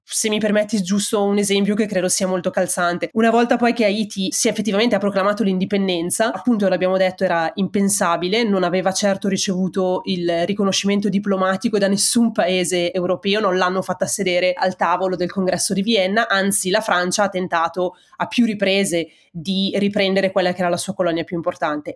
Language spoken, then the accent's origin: Italian; Italy; moved away as an adult; also born or lived in Germany / United States; now in Berlin, Germany; io in realtà sono partita dall'Italia subito dopo la fine della laurea magistrale